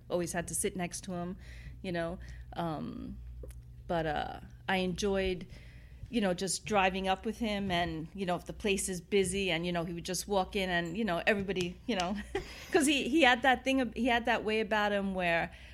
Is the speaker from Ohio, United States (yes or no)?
no; New York City, New York, United States; I grew up in Queens